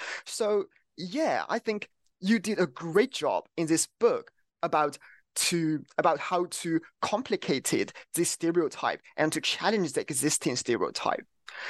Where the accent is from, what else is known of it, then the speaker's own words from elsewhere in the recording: China; So I grew up in the Chinese mainland